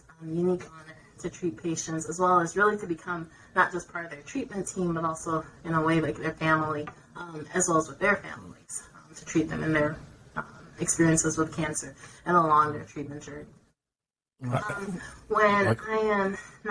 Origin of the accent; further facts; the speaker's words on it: New Jersey, United States; moved away as an adult; also born or lived in Rhode Island / Connecticut / Georgia / Minnesota; I am from New Jersey originally.